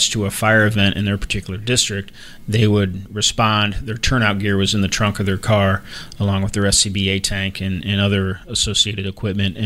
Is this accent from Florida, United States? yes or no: yes; Naples, Florida, United States; moved away as an adult; also born or lived in Fort Wayne, Indiana / Cape Coral, Florida; now in Savannah, United States; I grew up in South Florida, down in Naples, Florida, and spent almost my entire adolescence down there